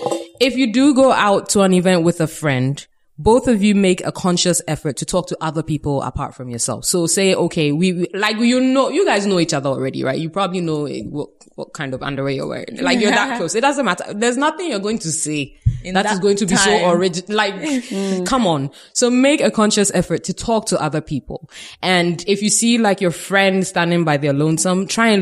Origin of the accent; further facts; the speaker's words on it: Ghana; We're Ghanaian